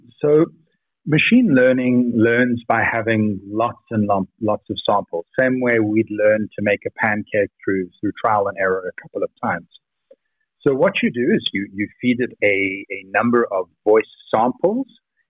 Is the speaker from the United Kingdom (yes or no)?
no; Cape Town, Western Cape, South Africa; Lots of people think I'm British. I just, you know, grew up in Cape Town and had a very uptight grandmother.